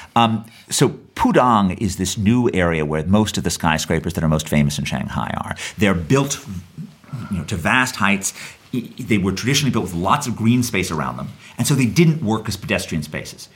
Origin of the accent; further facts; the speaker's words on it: New York, United States; I grew up in New York in the 1970s